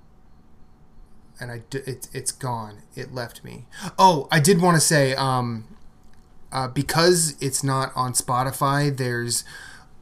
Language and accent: English; Midwest, United States; moved away; growing up in the Midwest